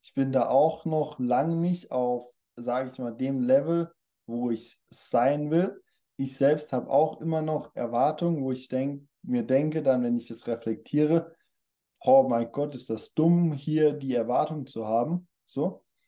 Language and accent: German; Germany; kommen wir aus Deutschland